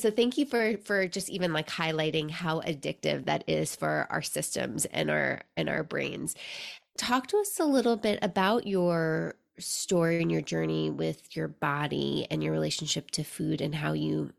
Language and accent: English; New York City, New York, United States; now in Seattle, United States; growing up in New York City